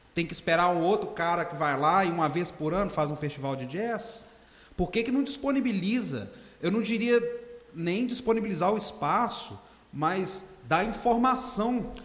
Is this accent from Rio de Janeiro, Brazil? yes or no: no; Governador Valadares, Minas Gerais, Brazil; Eu cresci ali no Nova JK, Pérola, Santa Rita, Vila Ricas